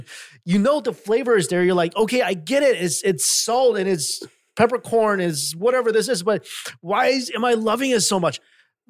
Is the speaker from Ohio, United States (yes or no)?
no; New York, United States; moved away; I'm from New York